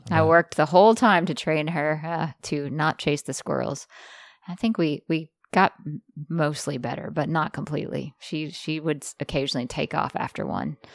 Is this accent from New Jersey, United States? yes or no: no; Jackson, Mississippi, United States; I grew up in Jackson, Mississippi